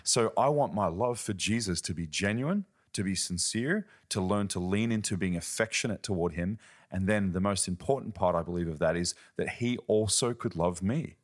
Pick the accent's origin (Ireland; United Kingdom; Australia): Australia; now in Germany; I'm from Australia, living in Germany